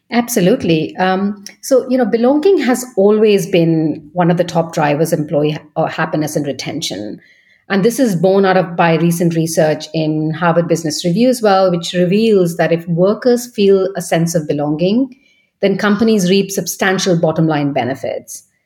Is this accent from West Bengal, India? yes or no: yes; Kolkata, West Bengal, India; moved away as an adult; also born or lived in Paris / Munich / Vienna; now in London, United Kingdom; I'm originally from India in Kolkata. Um, I was born and bred there